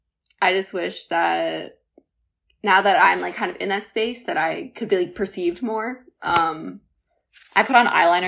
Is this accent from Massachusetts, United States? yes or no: yes; right outside of Boston, Massachusetts, United States; I grew up like right outside of Boston